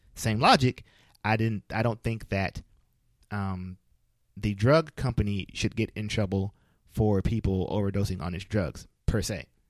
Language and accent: English; Flint, Michigan, United States; I'm from Flint